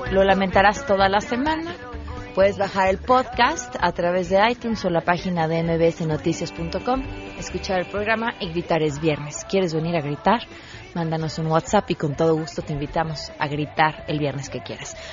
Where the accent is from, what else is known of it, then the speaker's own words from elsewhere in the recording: Mexico; material que tendremos que, ir como mexicanos, que digerir por los próximos 40 años.